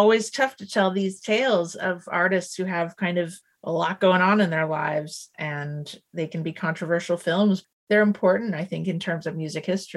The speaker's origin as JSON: {"language": "English", "country": "Canada", "said": "I'm Canadian"}